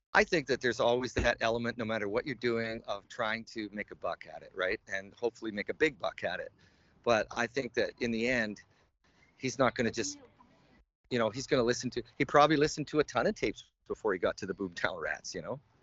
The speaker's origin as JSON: {"language": "English", "region": "Alberta", "country": "Canada", "tie": "born or raised there", "moved": "as an adult", "lives_now": "China", "said": "when I was growing up in Alberta"}